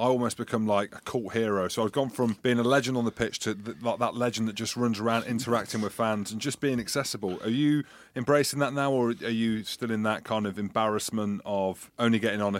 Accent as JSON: {"language": "English", "region": "England", "country": "United Kingdom", "said": "Mate, I'm English."}